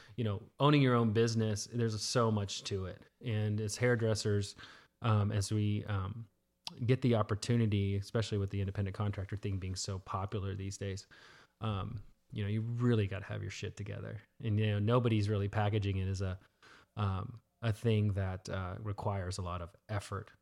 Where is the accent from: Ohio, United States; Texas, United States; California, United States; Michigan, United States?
Texas, United States; Dallas; also born or lived in Florida / Garland, Texas; I say I'm from Dallas